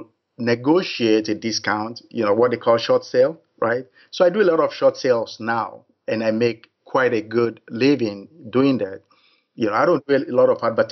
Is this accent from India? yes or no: no; Nigeria; moved away as an adult; now in United States; I was born in Nigeria. I moved to the U.S. in 1981.